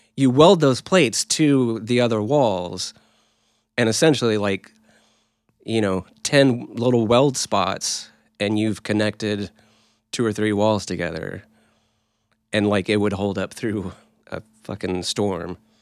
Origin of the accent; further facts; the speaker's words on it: Oklahoma, United States; we're from Oklahoma.